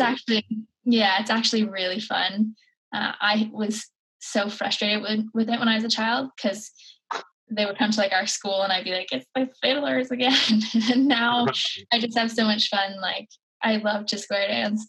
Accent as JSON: {"language": "English", "area": "Cape Breton Island", "region": "Nova Scotia", "country": "Canada", "tie": "born or raised there"}